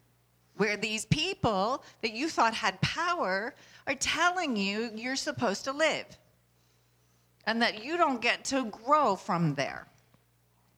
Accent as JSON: {"language": "English", "town": "Nashville", "region": "Tennessee", "country": "United States", "tie": "born or raised there", "said": "when I grew up in Nashville."}